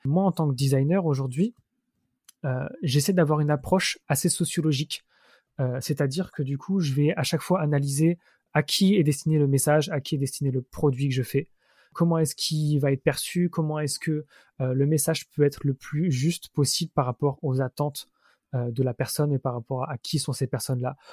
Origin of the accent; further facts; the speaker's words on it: Mittelbronn, Grand Est, France; moved away as an adult; also born or lived in Montpellier / Strasbourg; now in Paris, France; je suis né à Montpellier, j'ai vécu 7 ans dans le sud de la France. Ensuite, je suis arrivé dans un petit village de Moselle, près de l'Alsace, euh, qui s'appelle Mittelbronn, où j'ai passé mon adolescence